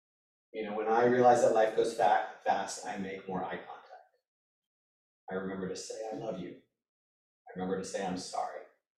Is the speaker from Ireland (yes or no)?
no; India; I'm a man, I'm Indian, I'm a holistic healer, I'm an athlete, I'm a father, I'm a husband, I'm a Sangha member